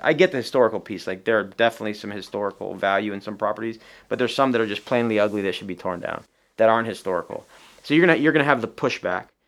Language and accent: English; Tucson, Arizona, United States; I'm from Tucson. I'm born and raised there